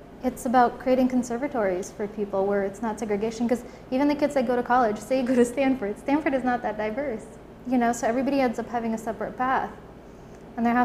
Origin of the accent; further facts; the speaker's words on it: Russia; now in United States; I'm an immigrant too, so I moved here from Russia